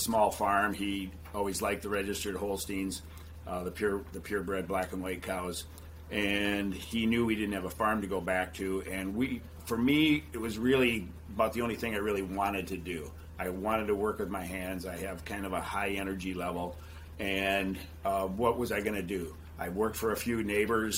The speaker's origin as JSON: {"language": "English", "town": "Beloit", "region": "Wisconsin", "country": "United States", "tie": "born or raised there", "moved": "as an adult", "lives_now": "Waterloo, United States", "said": "Debbie and I both grew up in Beloit, down the Illinois line, about an hour south of Waterloo, where we live now"}